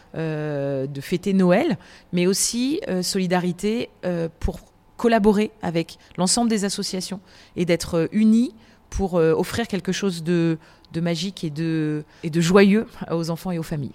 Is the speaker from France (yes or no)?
yes; south of France, France; je viens du sud de la France